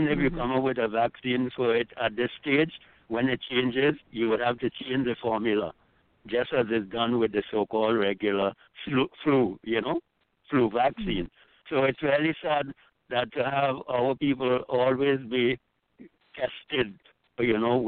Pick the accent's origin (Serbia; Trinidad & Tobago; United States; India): Trinidad & Tobago; I grew up with in Trinidad